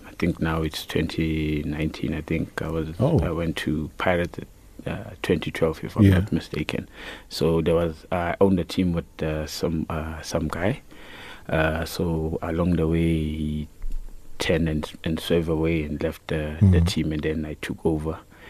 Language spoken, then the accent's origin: English; Annadale, Gauteng, South Africa; also born or lived in Soweto; Actually, I was born in Soweto. Right. And then I moved from Soweto to Annadale. That's where I grew up.